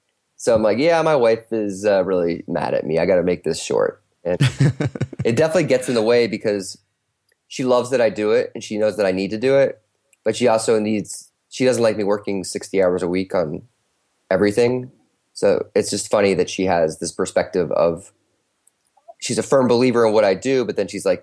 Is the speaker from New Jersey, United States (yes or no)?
no; North Carolina, United States; I was always from North Carolina. So we went back there for Christmas